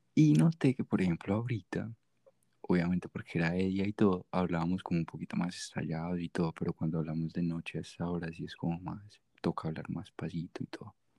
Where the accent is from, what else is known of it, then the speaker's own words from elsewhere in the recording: Medellín, Antioquia, Colombia; accent: paisa; no soy gringo. Soy de Medellín, Colombia.